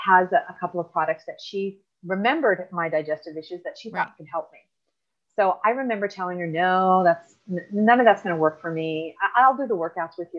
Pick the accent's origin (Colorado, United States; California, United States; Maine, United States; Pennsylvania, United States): California, United States; the Valley; now in Orange County, United States; I currently I live in Orange County. I grew up in the Valley with the rest of my siblings